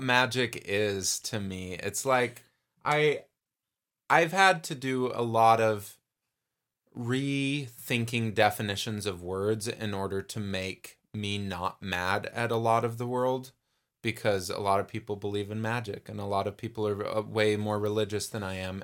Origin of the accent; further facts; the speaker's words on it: Texas, United States; I am Texan.